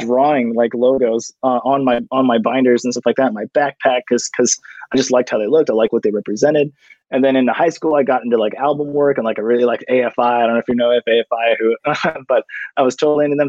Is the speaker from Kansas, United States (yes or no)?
no; Orange, California, United States; born and raised in Orange County